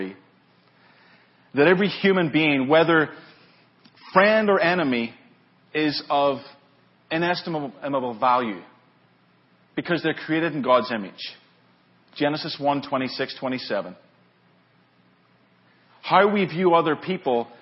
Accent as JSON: {"language": "English", "town": "Lisburn", "region": "Northern Ireland", "country": "United Kingdom", "tie": "born or raised there", "moved": "as an adult", "lives_now": "California, United States", "said": "I'm from Northern Ireland originally. That's where I grew up, Lisburn, Northern Ireland"}